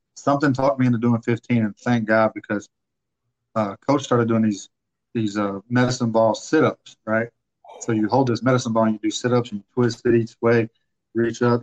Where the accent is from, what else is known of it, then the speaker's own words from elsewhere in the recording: Pensacola, Florida, United States; I'm from Pensacola